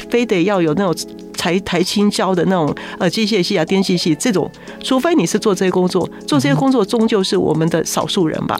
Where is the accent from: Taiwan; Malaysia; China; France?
Taiwan; 所以我们台湾现在的教育还是如此啊